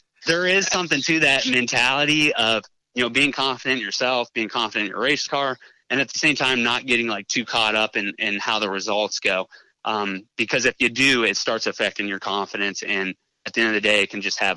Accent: Wooster area, Ohio, United States; growing up around, you know, the Worcester area

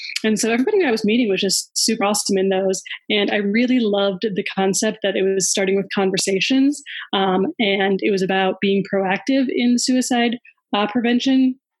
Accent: Chicago, Illinois, United States; I'm from Chicago. I grew up in the suburbs, but living in the city now.

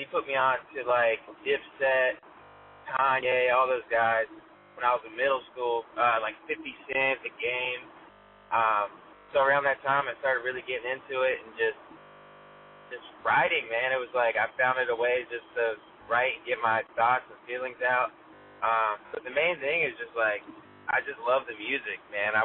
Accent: Raleigh, North Carolina, United States; also born or lived in Wake Forest, North Carolina; rapper, born and raised, Raleigh, North Carolina. I was like raised in Wake Forest, so like the whole Triangle area

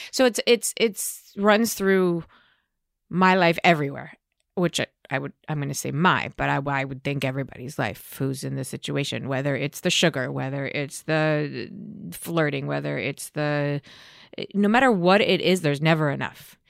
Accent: Beverly Hills, California, United States; also born or lived in New York; grew up in, in Beverly Hills.

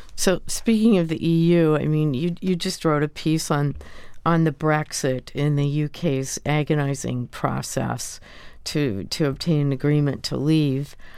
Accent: United States; as an American

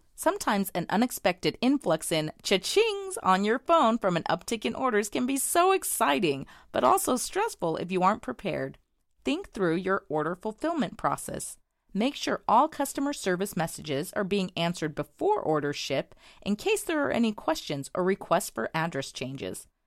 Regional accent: Bentonville, Arkansas, United States; I'm from Bentonville, Arkansas

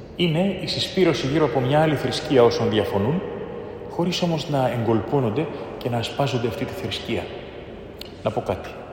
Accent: Greece; είμαι Έλληνας

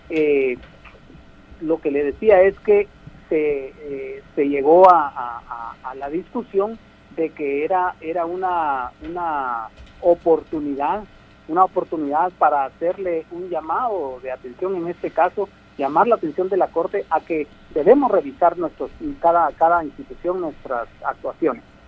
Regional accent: Guatemala; como guatemaltecos

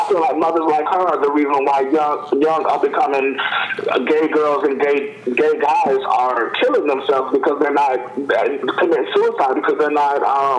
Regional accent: Hollywood, Florida, United States; I'm from Broward County. I'm from Hollywood, Florida.

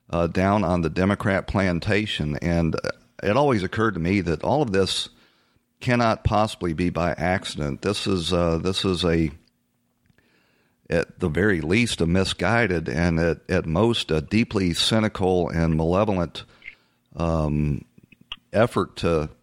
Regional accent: Atlanta, Georgia, United States; I grew up in Atlanta, Georgia, and when I was a young man, there was a large black middle class

